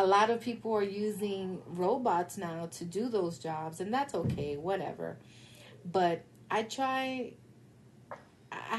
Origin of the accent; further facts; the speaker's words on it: New York City, New York, United States; I'm from the Bronx. One of the good things about being poor and being born poor